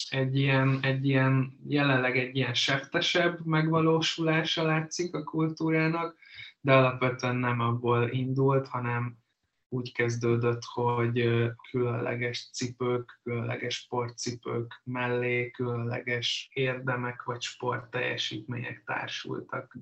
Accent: Hungary; mint magyarok

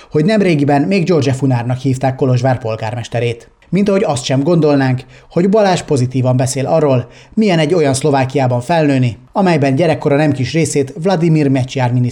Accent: Hungary; Magyarországról jöttünk, tehát magyarok vagyunk, tiszta sor.

